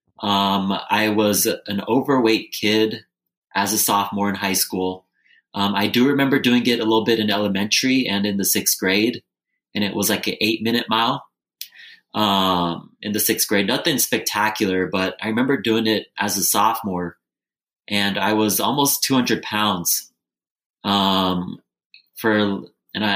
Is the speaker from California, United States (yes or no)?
yes; Bay Area, California, United States; also born or lived in Lancaster, California; But I grew up in the Bay Area